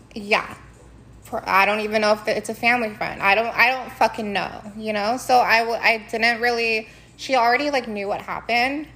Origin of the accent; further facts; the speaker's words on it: Philippines; I'm Filipina